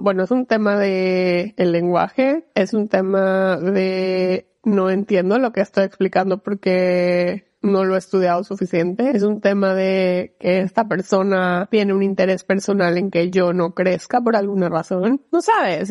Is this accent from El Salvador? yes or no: no; Mexico; moved away as an adult; now in Seattle, United States; soy mexicana, soy abogada, trabajo en Amazon, vivo en Seattle